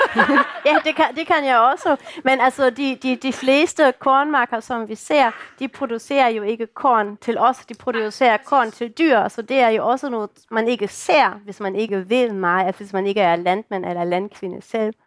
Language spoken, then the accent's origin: Danish; Germany; Danish is a second language; now in Denmark; I kan jo godt høre, at jeg ikke er dansker, jeg kommer fra Tyskland